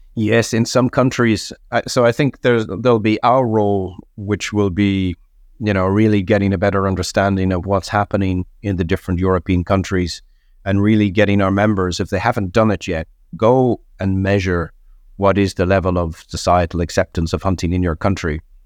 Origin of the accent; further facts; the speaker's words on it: Ireland; I'm Irish